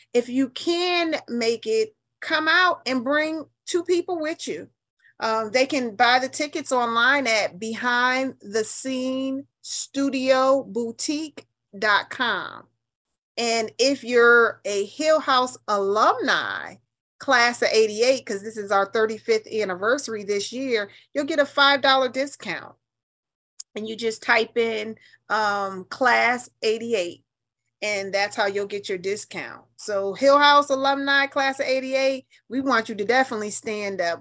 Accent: New Haven, Connecticut, United States; moved away as an adult; now in Atlanta, United States; I'm a Yankee and I'm proud of it. I'm from New Haven

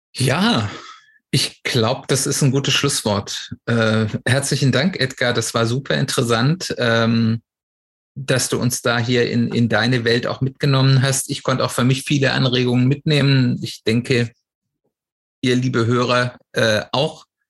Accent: Swabia, Germany; ich bin hier im Schwäbischen aufgewachsen

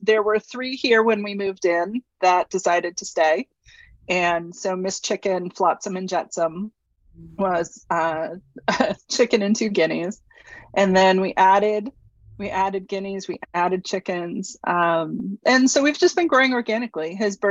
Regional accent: New England, United States; also born or lived in Houston, United States; So we moved from Houston. I grew up in New England, kind of a wanderer at heart.

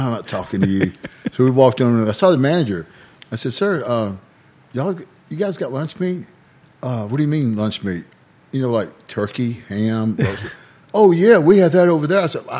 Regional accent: United States; I've lived here my whole life

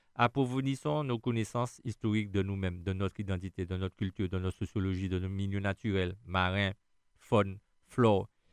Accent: Schœlcher, Martinique; Je suis né où? En Martinique, à Chelchea

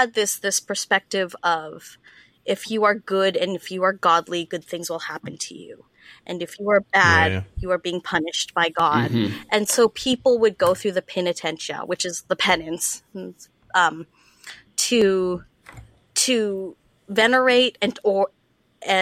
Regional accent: Calgary, Alberta, Canada; moved away as an adult; now in Ontario, Canada; when I was growing up in Calgary

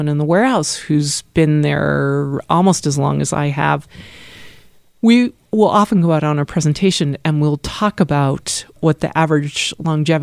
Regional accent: Acton, Massachusetts, United States; moved away as an adult; now in Philadelphia, United States; I actually grew up just outside of Boston.

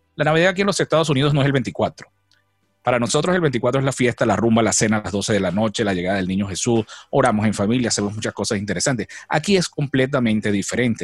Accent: Venezuela; moved away as an adult; now in United States

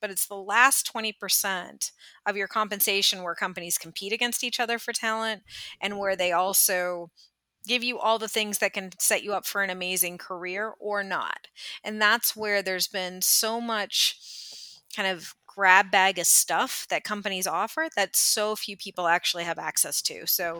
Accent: California, United States; I grew up in Northern California, about 5.5 hours north of San Francisco. So the middle of nowhere, lots of redwood trees, beautiful coastline, not a lot else.

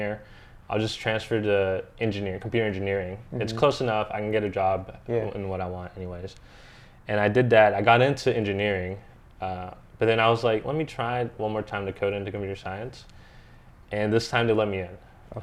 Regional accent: Morganton, North Carolina, United States; moved away as an adult; now in Raleigh, United States; I'm from Morganton

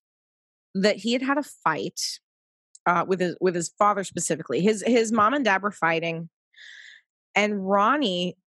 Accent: Pacific Northwest, United States; moved away; also born or lived in East Coast, United States; I lived back east for a decade. I consider myself in some form a little bit of a New Yorker, but I was born in the Pacific Northwest

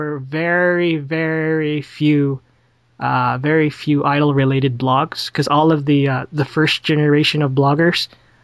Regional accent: Calgary, Alberta, Canada

